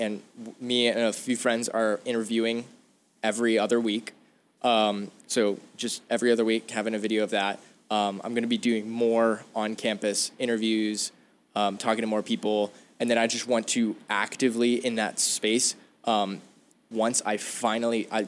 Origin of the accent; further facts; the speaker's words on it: Arizona, United States; I'm from Arizona.